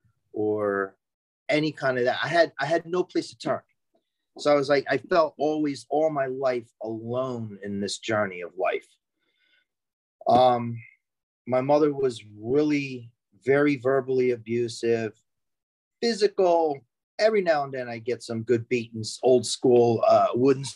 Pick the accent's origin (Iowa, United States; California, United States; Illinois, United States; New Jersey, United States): New Jersey, United States; Franklin Township; I'm from Franklin Township in New Jersey. That's in Hunterdon County.